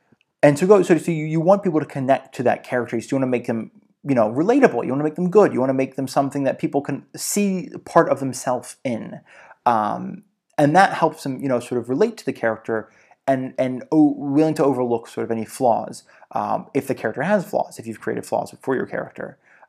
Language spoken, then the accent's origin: English; Georgia, United States; Like, I almost always saw fishermen, growing up in Georgia.